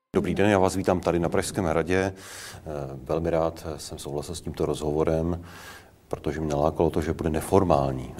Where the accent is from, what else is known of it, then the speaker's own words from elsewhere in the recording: Prague, Czechia; Já jsem Pražák.